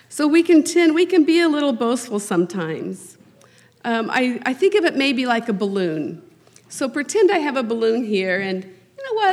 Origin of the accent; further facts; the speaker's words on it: Harrisonville, Missouri, United States; I was raised in Harrisonville, Missouri, so just uh, southeast of here